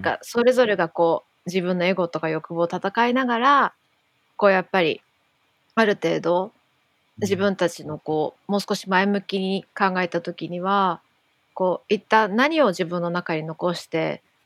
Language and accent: Japanese; Tokyo, Japan; どっちもやっぱ東京出身だから